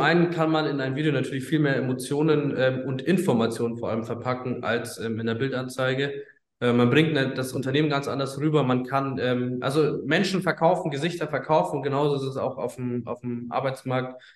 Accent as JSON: {"language": "German", "town": "Bayreuth", "region": "Bavaria", "country": "Germany", "moved": "as an adult", "lives_now": "Hamburg, Germany", "said": "wir kommen ursprünglich tatsächlich aus Bayreuth im schönen Oberfranken"}